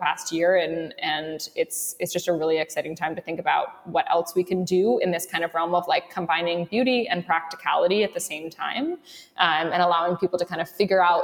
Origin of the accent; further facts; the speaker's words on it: London, United Kingdom; now in New York, United States; I grew up in London